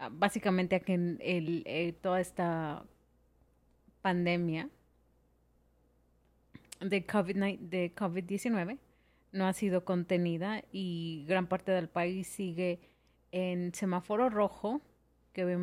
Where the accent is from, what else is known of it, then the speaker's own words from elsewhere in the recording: Mexico; moved away; yo soy de México